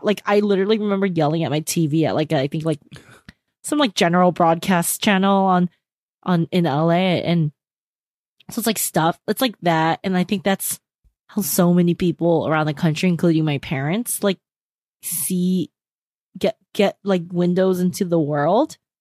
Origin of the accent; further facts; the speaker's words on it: California, United States; we're from California